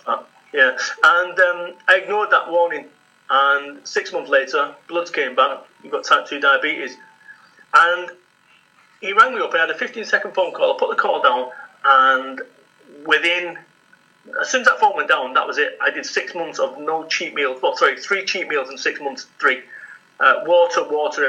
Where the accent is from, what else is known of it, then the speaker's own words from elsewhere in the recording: Salford, North West England, United Kingdom; I'm from Salford, Manchester